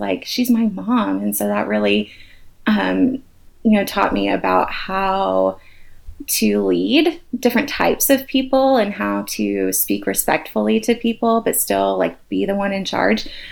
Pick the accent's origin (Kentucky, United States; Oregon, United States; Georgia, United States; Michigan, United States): Georgia, United States; Atlanta; I am an Atlanta girl, born and raised